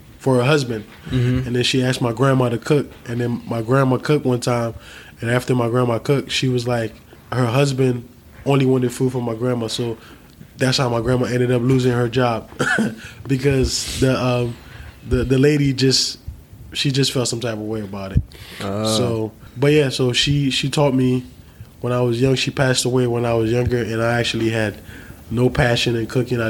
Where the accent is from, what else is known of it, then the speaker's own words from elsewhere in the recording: Haiti; moved away; also born or lived in New Jersey; I was born in Haiti